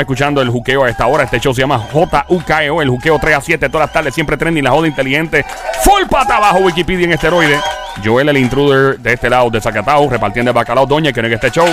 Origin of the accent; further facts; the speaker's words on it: Caguas, Puerto Rico; el gran pueblo de Cagua donde nací, ahí fui hecho, ahí fui criado